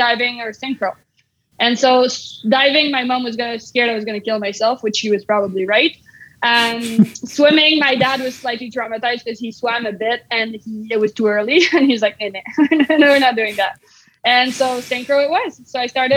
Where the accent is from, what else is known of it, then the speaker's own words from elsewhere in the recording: Canada; as a Canadian